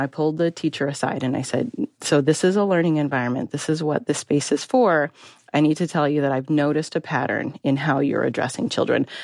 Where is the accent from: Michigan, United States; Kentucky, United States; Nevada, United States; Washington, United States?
Nevada, United States; Las Vegas; moved away; also born or lived in Minnesota; I grew up in Las Vegas